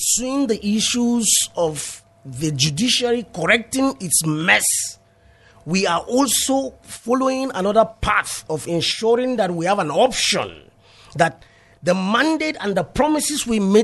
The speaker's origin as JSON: {"language": "English", "town": "Langtang", "region": "Plateau", "country": "Nigeria", "said": "I come from Lantang North. It means I come from Plateau South Senatorial District."}